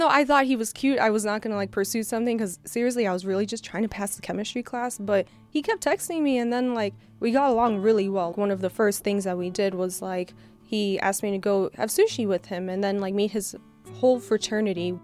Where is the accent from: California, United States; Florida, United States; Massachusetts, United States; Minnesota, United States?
Florida, United States; Miami; now in Michigan, United States; we're from Miami